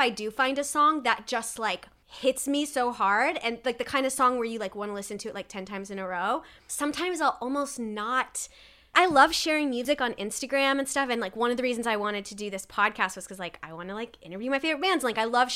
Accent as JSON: {"language": "English", "region": "Nebraska", "country": "United States", "moved": "yes", "said": "I was from Nebraska."}